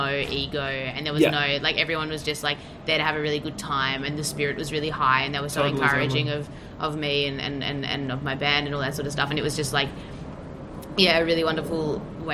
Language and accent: English; Melbourne, Victoria, Australia; I grew up in Melbourne